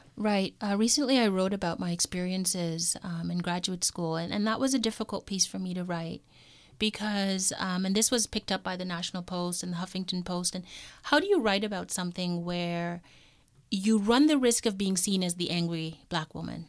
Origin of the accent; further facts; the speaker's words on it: Toronto, Ontario, Canada; also born or lived in Kingston, Canada; I was born in Toronto, so Toronto is home